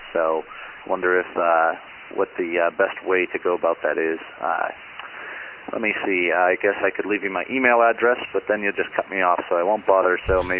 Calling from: Poughkeepsie, New York, United States; Hi, John and Dave. … I'm calling from Poughkeepsie, New York.

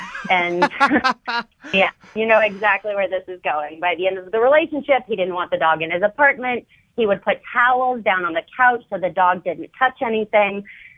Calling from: New Orleans, Louisiana, United States; I'm calling from New Orleans.

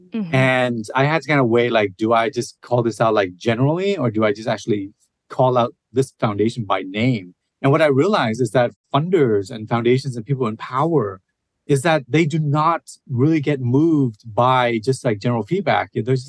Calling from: Seattle, Washington, United States; I use he, him pronouns, and I am calling in from Seattle, Washington, which is on Duwamish and Coast Salish land. I'm a mid-aged Asian man

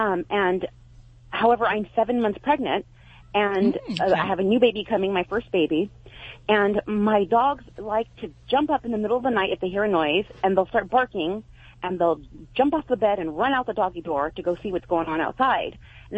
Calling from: Biola, California, United States; From Biola, California.

